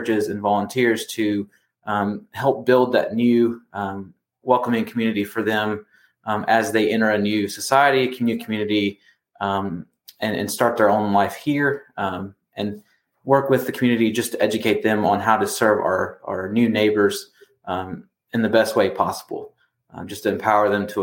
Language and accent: English; Greer, South Carolina, United States; I'm actually a native of Greer, South Carolina. So I grew up in Spartanburg County